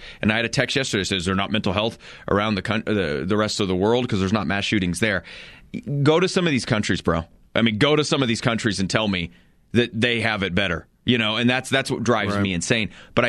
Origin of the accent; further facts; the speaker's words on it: Colorado, United States; I look at some of the situations I've seen in my life, you know, just growing up in Eastern Colorado.